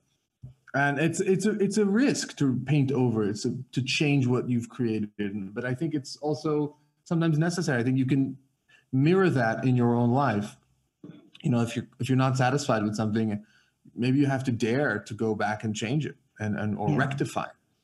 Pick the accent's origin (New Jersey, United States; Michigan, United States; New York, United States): New York, United States; New York City; moved away as an adult; also born or lived in Netherlands; now in Belgium; I'm from New York City, and in New York, my mother and father both really love music. So they started us quite young.